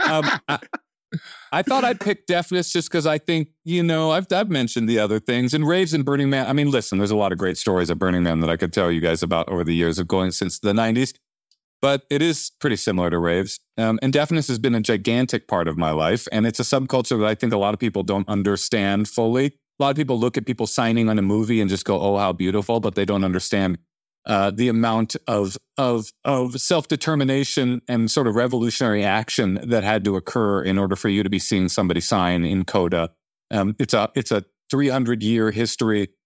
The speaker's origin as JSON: {"language": "English", "town": "Oakland", "region": "California", "country": "United States", "tie": "born or raised there", "said": "I was raised in Oakland"}